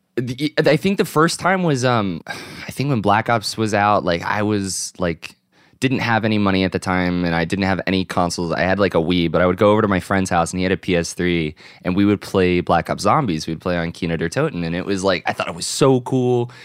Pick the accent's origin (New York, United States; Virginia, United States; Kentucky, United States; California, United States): Virginia, United States; my local GameStop growing up in Virginia